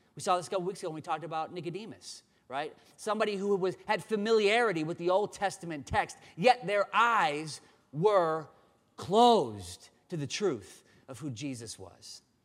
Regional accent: Dubuque, Iowa, United States; moved away; was born and raised in Dubuque

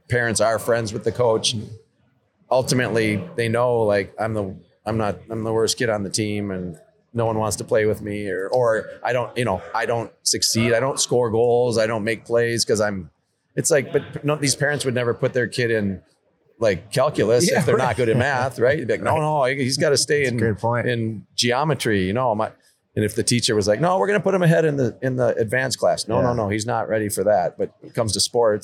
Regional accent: Minneapolis, Minnesota, United States; now in Edina, United States; I live in Edina now and my kids played for Edina. I always say I'm from Minneapolis

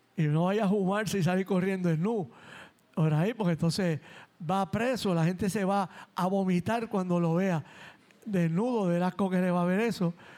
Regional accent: San Juan, Puerto Rico; los mugrosos panas a los que me crié en Nemesio Canales y en La Perla

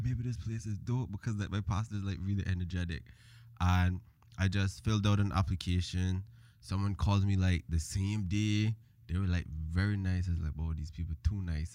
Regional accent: Cayman Islands; born or raised there; moved away; also born or lived in Jamaica

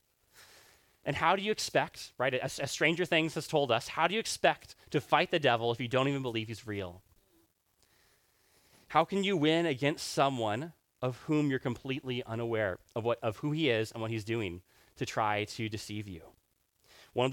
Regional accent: Rwanda; I grew up in Rwanda

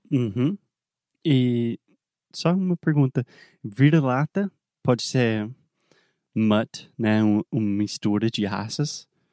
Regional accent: South Carolina, United States; Portuguese is a second language; moved away; also born or lived in Alabama; eu sou nascido, criado na Carolina do Sul

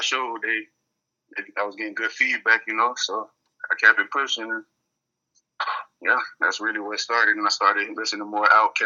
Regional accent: Fort Lauderdale, Florida, United States; moved away as an adult; also born or lived in Sunrise, Florida; now in Orlando, United States; I'm from Lauderdale, Florida, specifically Lauderdale, Sunrise area

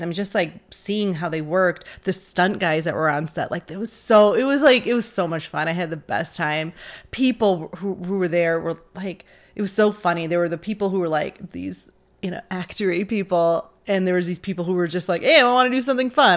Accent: Detroit, Michigan, United States; born or raised there

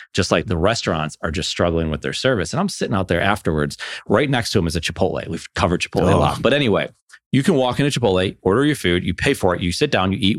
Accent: Buffalo, New York, United States; I'm from Buffalo.

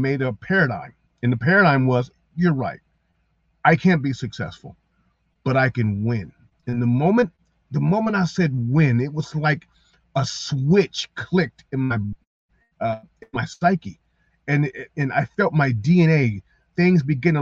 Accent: Columbus, Ohio, United States; moved away as an adult; also born or lived in Mason City, Iowa; I'm from Columbus. I'm from the south side. I'm from the hood

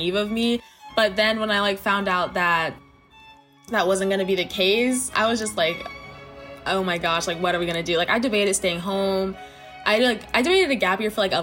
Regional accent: South Carolina, United States; I'm from South Carolina

